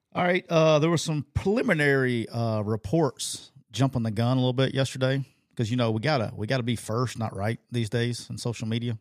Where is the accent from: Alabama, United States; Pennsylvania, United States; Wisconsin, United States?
Alabama, United States; it just brings out my true redneckiness here because I'm from Alabama